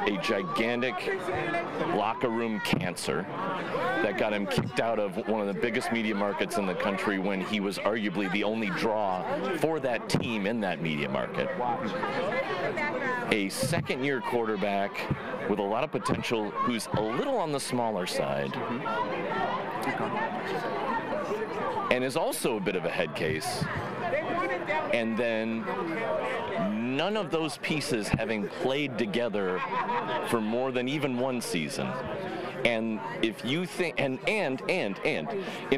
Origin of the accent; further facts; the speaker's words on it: Palatine, Illinois, United States; Hometown? I'll go with Palatine, Illinois